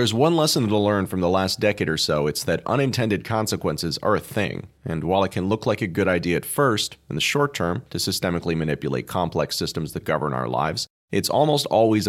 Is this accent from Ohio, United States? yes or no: no; California, United States; I lived most of my life in California, growing up in the Bay Area outside San Francisco.